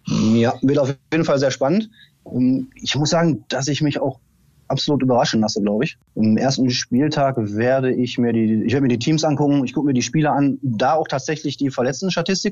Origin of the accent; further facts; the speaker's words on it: Oberhausen, North Rhine-Westphalia, Germany; now in Lower Rhine, Germany; ich komme ursprünglich aus dem Ruhrgebiet, aus äh, Oberhausen. Bin dann an den Niederrhein gezogen mit meiner Familie.